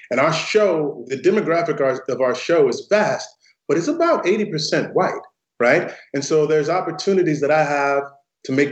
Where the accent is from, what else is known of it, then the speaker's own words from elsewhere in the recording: St. Louis, Missouri, United States; it's named after the neighborhood that I grew up in in St. Louis, Missouri. And it's a predominantly African American neighborhood